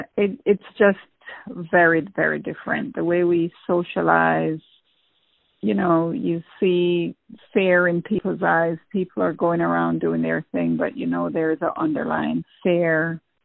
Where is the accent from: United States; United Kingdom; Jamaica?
Jamaica; moved away as an adult; I always wanted to be a nurse, but I went into a hospital in Jamaica once, and I don't know if it was the smell or what, and I fainted.